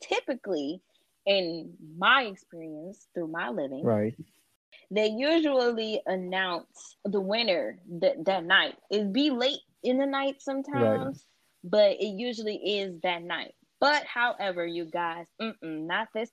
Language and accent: English; Illinois, United States; we're from Illinois